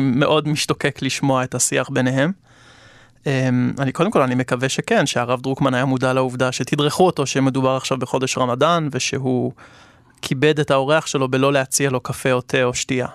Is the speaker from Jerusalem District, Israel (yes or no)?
yes; Jerusalem, Jerusalem District, Israel; also born or lived in Canberra, Australia; אני יליד ירושלים